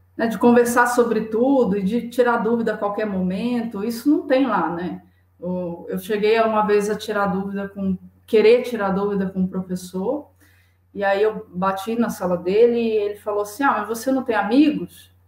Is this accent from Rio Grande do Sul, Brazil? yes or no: no; Saquarema, Rio de Janeiro, Brazil; moved away as an adult; also born or lived in Niterói / Salvador; now in São Paulo, Brazil; É, eu sou do Rio de Janeiro. Eu nasci em Saquarema, que é uma cidade do, da região litorânea, da região dos